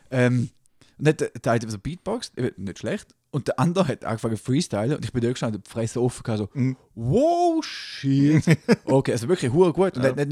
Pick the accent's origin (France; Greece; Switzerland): Switzerland; bin kein Schweizer. Schweizer kann jeder werden. Ich bin Eidgenoss.